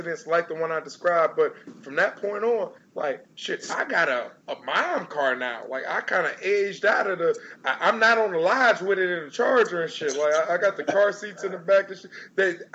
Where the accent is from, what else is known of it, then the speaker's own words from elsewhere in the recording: Detroit, Michigan, United States; I'm from Detroit. I'm from the east side. I'm from the hood. I live in the hills now